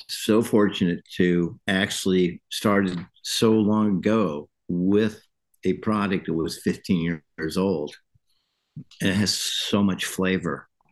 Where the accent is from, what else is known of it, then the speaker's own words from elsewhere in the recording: California, United States; now in Kentucky, United States; I was born in California